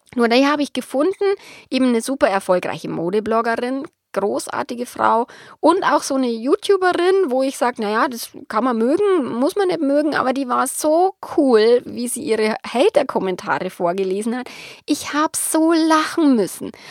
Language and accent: German; Bavaria, Germany; accent: Bavarian; bayerisch ist halt nun mal meine Mundart